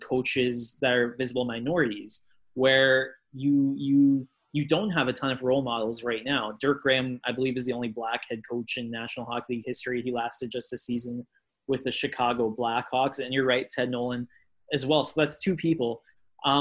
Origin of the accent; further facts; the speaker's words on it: Edmonton, Alberta, Canada; I grew up in Edmonton